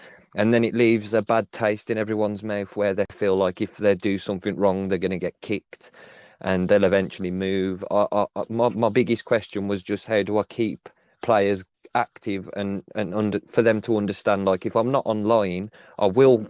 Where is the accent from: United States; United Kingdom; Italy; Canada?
United Kingdom; England; obviously I'm from England, so it's different.